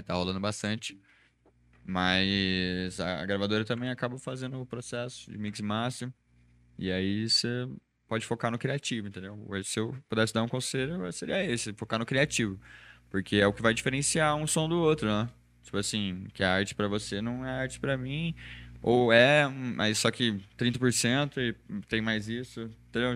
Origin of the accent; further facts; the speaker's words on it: Espírito Santo do Pinhal, São Paulo, Brazil; E eu nasci lá, é, chama Espírito Santo do Pinhal, fica dividido com Minas.